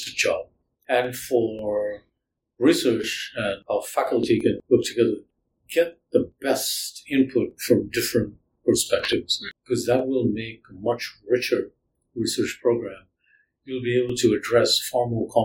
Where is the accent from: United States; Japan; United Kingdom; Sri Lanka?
Sri Lanka; now in Canada; I grew up in Sri Lanka